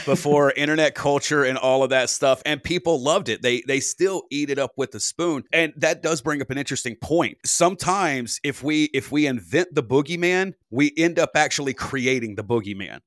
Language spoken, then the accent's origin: English; United States; as an American